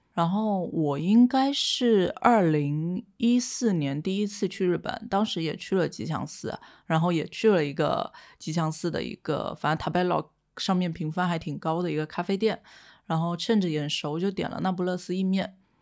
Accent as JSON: {"language": "Chinese", "town": "Quanzhou", "region": "Fujian", "country": "China", "tie": "born or raised there", "moved": "yes", "said": "身为闽南人，其实我从小到大对蚝是情有独钟的。因为在泉州吃海蛎是很日常的一件事情"}